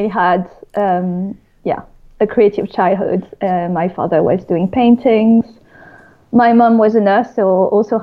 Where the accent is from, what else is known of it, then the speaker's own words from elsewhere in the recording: Paris, Île-de-France, France; English is a second language; moved away as an adult; now in London, United Kingdom; I'm French and I grew up and studied in Paris, but I've been based in London for the past 9 years